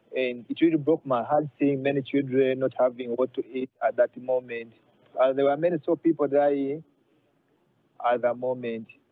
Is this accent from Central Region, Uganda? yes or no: no; Jinja, Eastern Region, Uganda; I'm a pastor from East Africa, Uganda, Jinja City.